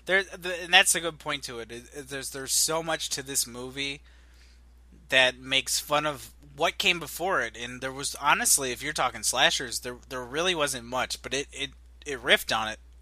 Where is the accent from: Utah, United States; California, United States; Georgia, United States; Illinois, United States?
Illinois, United States; I'm from Illinois.